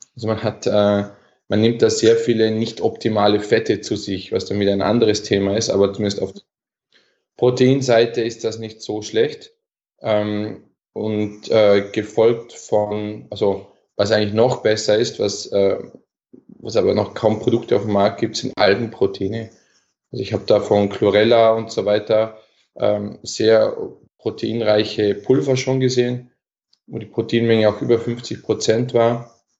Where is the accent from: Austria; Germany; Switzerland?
Austria; Bregenzerwald, Vorarlberg; bei uns im Bregenzer Wald, wo ich herkomme